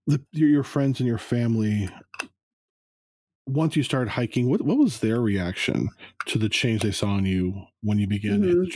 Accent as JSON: {"language": "English", "region": "California", "country": "United States", "tie": "born or raised there", "said": "I've probably been to at least 4 weddings in Big Bear growing up in Southern California."}